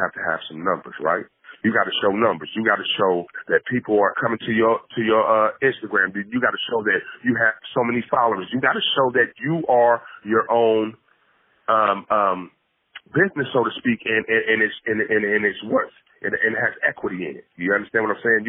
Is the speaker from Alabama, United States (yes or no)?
no; Columbus, Ohio, United States; me being from Columbus, Ohio